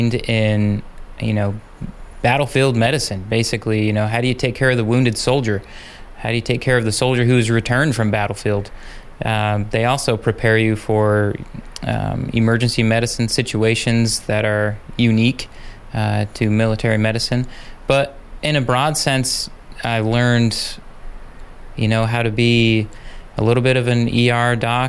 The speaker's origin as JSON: {"language": "English", "country": "United States", "also_born_or_lived": "Fort Gordon, Georgia / El Paso, Texas", "moved": "as an adult", "lives_now": "Juneau, United States", "said": "I'm originally from Utah, Idaho area, and love the outdoors."}